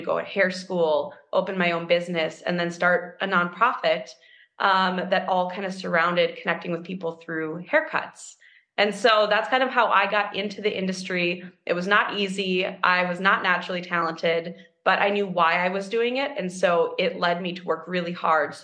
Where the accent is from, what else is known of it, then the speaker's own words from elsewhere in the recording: Minneapolis, Minnesota, United States; I'm from Minneapolis, Minnesota. I grew up downtown Minneapolis.